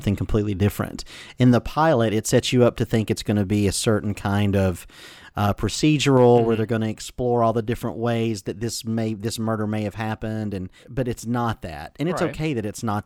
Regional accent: Atlanta, Georgia, United States; I grew up in Atlanta

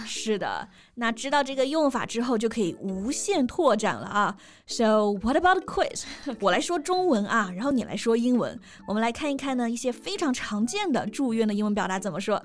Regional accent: China; 我们中国人

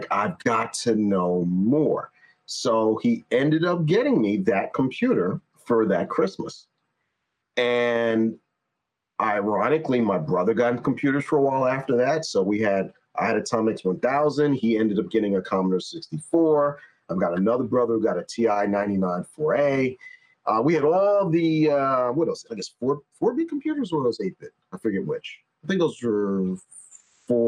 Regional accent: New York, United States; I'm from New York.

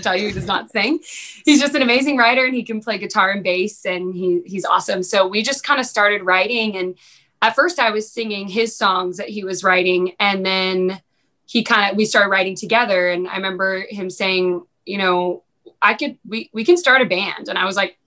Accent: Danville, California, United States; moved away as an adult; now in Nashville, United States; I'm from originally Danville, California. So I was born and raised in Northern California.

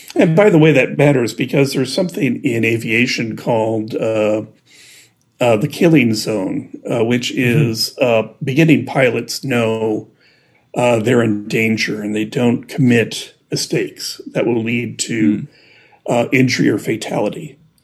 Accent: Midwest, United States; I'm from the Midwest

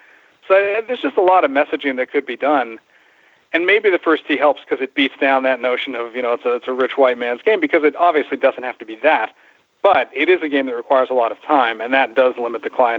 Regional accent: New York, United States; I remember when I was 14 years old, I grew up right outside New York City

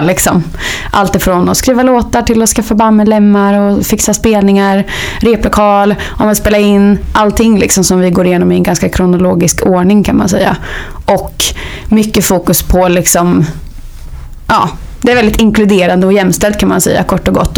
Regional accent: Hällefors, Örebro County, Sweden; moved away; Jag kommer från Hällefors. Så jag började spela där på kulturskolan

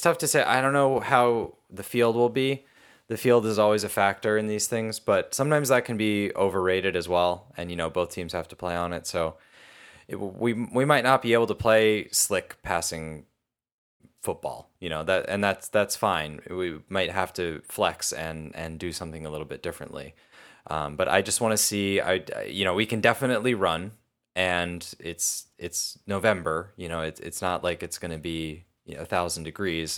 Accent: United States

